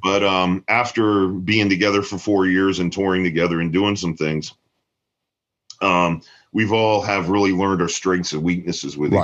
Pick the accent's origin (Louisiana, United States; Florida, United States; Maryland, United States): Florida, United States; Tampa; growing up in Tampa